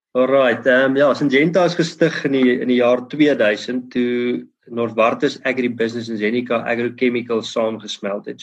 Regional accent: Bothaville, Free State, South Africa; ek het groot geword in Botawil

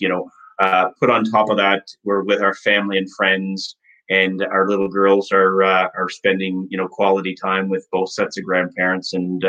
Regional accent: Nova Scotia, Canada; Yes, well, we're originally from Nova Scotia.

